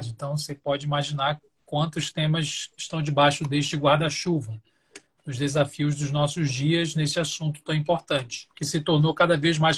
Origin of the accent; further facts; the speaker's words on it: Belém, Pará, Brazil; also born or lived in Belo Horizonte; now in São Paulo, Brazil; Eu moro atualmente na região metropolitana de São Paulo, mas sou de Belém do Pará, estou é, recém-chegado aqui em São Paulo, que morava em Belo Horizonte há pouco tempo.